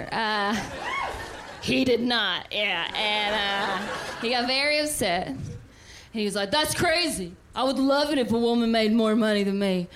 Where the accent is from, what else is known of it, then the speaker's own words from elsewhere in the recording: the South, United States; I'm from the South